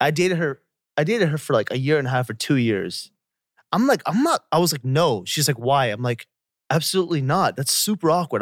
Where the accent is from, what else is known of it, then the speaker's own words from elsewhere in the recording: Atlanta, Georgia, United States; I'm from Atlanta